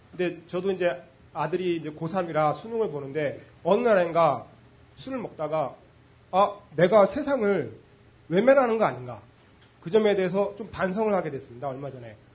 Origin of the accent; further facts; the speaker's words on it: Gwacheon, Gyeonggi Province, South Korea; 경기도 과천에서 왔고요. 40대 초반이고